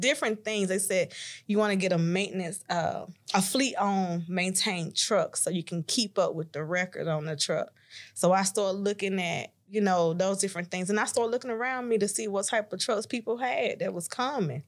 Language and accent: English; Chattanooga, Tennessee, United States; I'm from Chattanooga, Tennessee